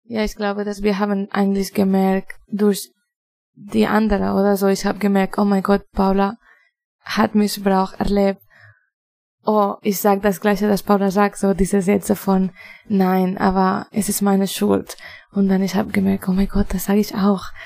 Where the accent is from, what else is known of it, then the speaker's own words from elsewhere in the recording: Spain; German is a second language; moved away; also born or lived in Barcelona; Ich komme aus Spanien.